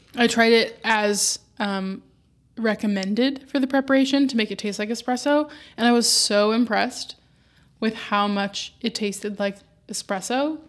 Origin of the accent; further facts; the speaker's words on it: Southern California, United States; now in Los Angeles, United States; I'm still from Southern California